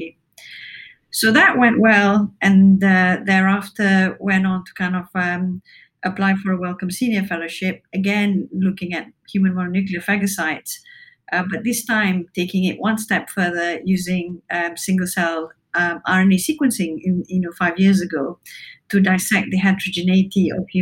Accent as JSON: {"language": "English", "country": "Malaysia", "tie": "born or raised there", "also_born_or_lived": "Cambridge, United Kingdom", "moved": "as an adult", "lives_now": "Newcastle, United Kingdom", "said": "I spent the early years of my life growing up in Malaysia and then came to the UK to study medicine."}